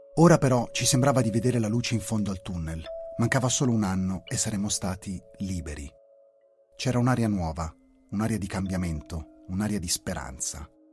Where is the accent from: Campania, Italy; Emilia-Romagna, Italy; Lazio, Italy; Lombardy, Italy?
Lombardy, Italy; Milan; tornavo sui banchi del liceo Alessandro Manzoni di Milano